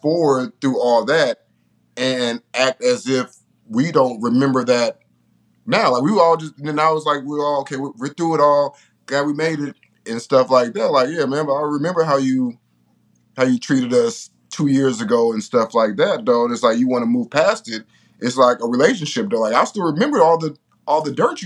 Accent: Richmond, California, United States; I'm from Richmond

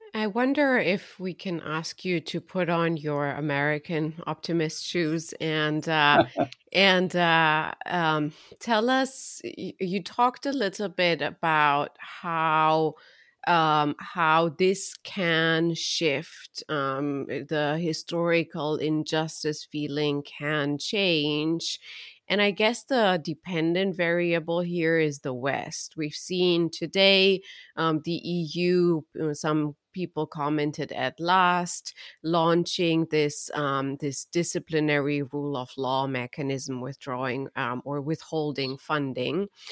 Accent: Romania; I'm from Romania

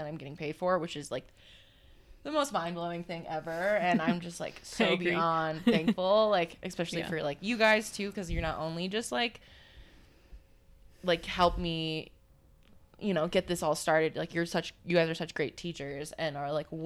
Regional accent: Durango, Colorado, United States; also born or lived in California / Los Angeles; growing up in Durango

